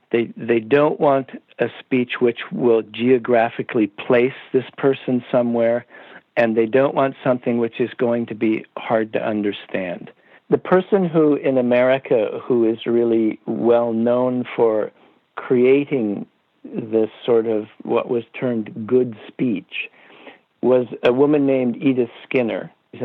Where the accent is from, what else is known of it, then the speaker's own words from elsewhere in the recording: Iowa, United States; I grew up in the Midwest in Iowa